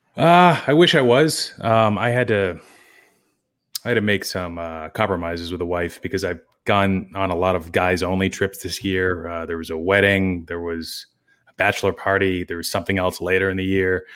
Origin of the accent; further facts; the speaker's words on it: Wilmington, Massachusetts, United States; town that's, yeah, twenty, thirty minutes north of Boston called Wilmington